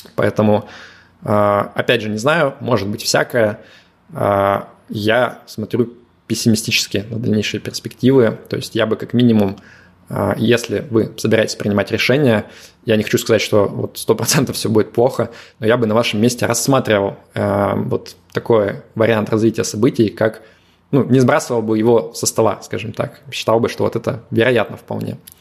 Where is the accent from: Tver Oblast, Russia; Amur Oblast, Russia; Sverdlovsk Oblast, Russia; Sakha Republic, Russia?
Sverdlovsk Oblast, Russia; Yekaterinburg; also born or lived in Moscow; now in Limassol, Cyprus; Екатеринбурга, откуда я родом